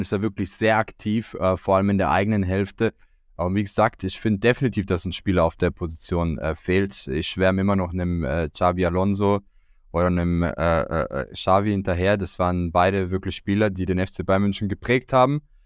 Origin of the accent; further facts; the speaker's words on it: Croatia; als Kroate